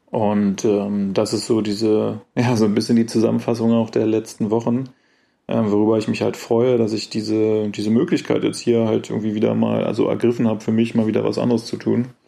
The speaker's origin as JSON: {"language": "German", "country": "Germany", "accent": "German", "said": "versuche ich mich anzustrengen, so zu reden, dass man vielleicht nicht sofort meinen deutschen Akzent ähm, bemerkt."}